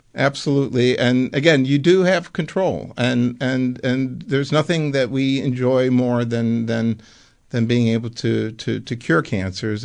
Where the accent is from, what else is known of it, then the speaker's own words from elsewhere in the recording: Buffalo, New York, United States; moved away as an adult; also born or lived in Amsterdam, Netherlands; I actually grew up in Buffalo